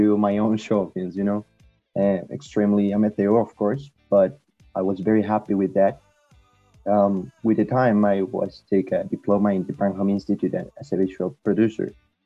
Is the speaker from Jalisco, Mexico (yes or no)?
yes; Guadalajara, Jalisco, Mexico; English is a second language; I'm from Mexico, in Guadalajara, Jalisco